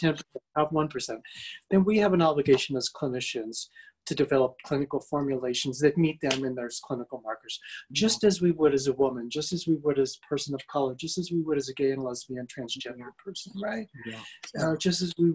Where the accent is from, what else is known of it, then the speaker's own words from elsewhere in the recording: United States; I grew up as a middle-class white male in America